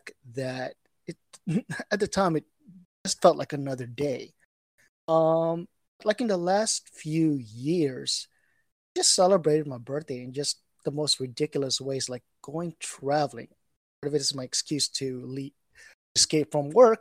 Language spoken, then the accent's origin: English; Bacolod, Negros Occidental, Philippines; moved away; also born or lived in United States; I'm originally from the Philippines, from Bacolod City, Negros Occidental.